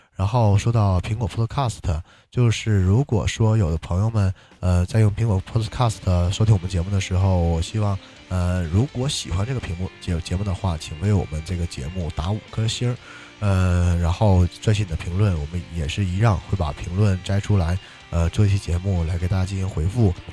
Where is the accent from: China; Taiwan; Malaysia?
China; northern China; also born or lived in Jinzhou, Liaoning; 两个北方人都，都是跟锦州有很，怎么讲，很深关系的人们